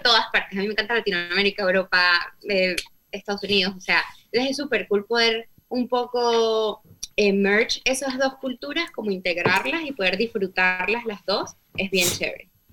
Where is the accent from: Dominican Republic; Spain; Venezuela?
Venezuela; Venezuelan Andes; yo soy gocha.